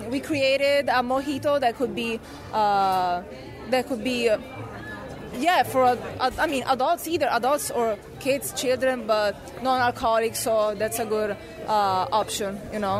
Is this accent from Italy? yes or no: yes; Rome, Lazio, Italy; moved away; I'm from Italy. I'm from Rome.